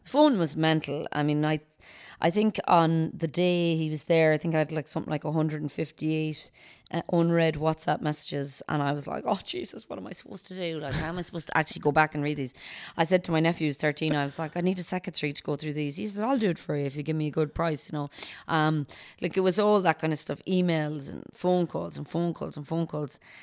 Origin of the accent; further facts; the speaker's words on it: Knockmore, Connacht, Ireland; I'm born and raised in Gaelic football at home in Knockmore. I was always part of the club.